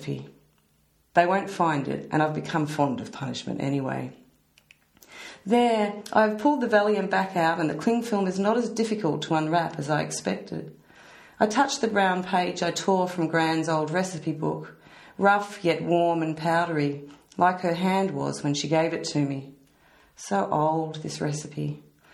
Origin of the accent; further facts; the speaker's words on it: Australia; I'm Australian